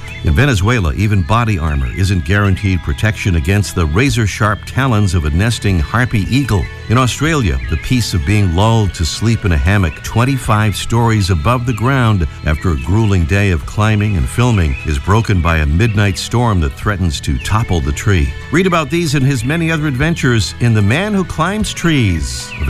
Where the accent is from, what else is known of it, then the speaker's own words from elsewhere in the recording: Pawtucket, Rhode Island, United States; Pawtucket is my hometown.